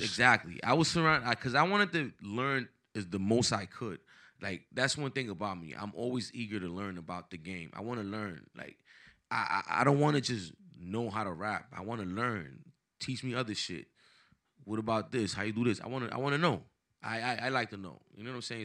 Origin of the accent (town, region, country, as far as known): Paterson, New Jersey, United States; born or raised there; also born or lived in Dominican Republic